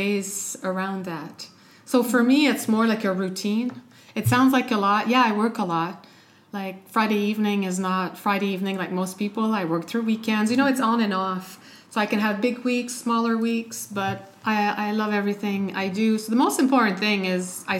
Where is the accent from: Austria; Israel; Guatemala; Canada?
Canada; moved away as an adult; also born or lived in United States; now in Europe; I'm Canadian